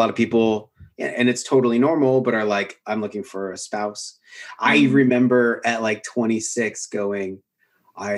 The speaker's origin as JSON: {"language": "English", "region": "Washington", "country": "United States", "tie": "born or raised there", "also_born_or_lived": "Bellingham, Washington / Portland", "moved": "as an adult", "lives_now": "Austin, United States", "said": "I was at Western Washington University, which is in Northern Washington State. It's where I grew up in Washington State."}